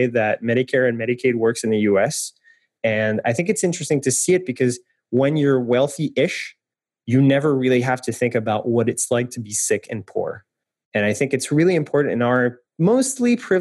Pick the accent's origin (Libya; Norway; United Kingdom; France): France; moved away; I'm French, and I come from France